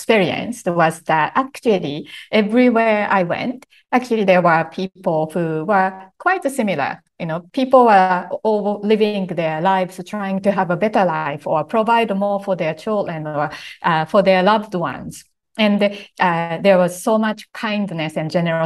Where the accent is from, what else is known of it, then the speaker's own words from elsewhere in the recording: Japan; my background growing up in Japan